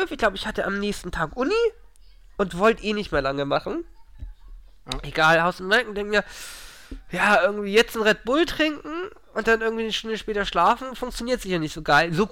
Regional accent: Northern Germany, Germany; als Norddeutscher mag man aber saure, das trinkt man bei euch gar nicht, oder?

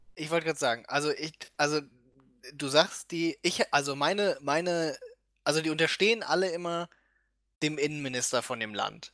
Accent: Germany

